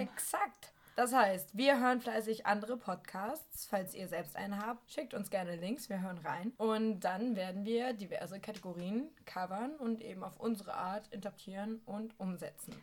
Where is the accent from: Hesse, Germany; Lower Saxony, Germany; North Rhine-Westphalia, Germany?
Lower Saxony, Germany; Northeim; ich komme ja aus so einer Kleinstadt, die kein Mensch kennt